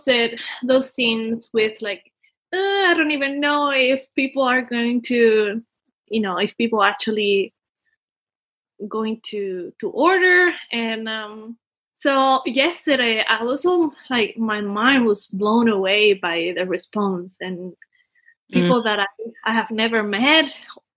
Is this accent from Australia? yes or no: no; Dominican Republic; moved away; I come from Dominican Republic. I am the oldest of five siblings, although I'm also kind of a middle child because my father had another family. I think I grew up with a lot of change. You know, we used to move a lot. So, you know, I think I live pretty much in all the country